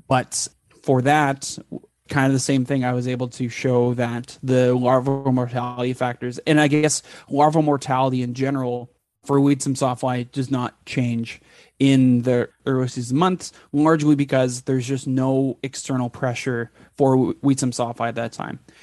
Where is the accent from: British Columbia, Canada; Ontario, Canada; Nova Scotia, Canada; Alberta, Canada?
Alberta, Canada; Edmonton; moved away; also born or lived in Texas; I grew up in Edmonton, Alberta